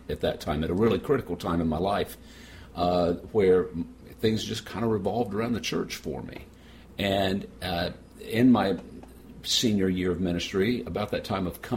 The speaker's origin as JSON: {"language": "English", "country": "United States", "lives_now": "Indianapolis, United States", "said": "as an American minister"}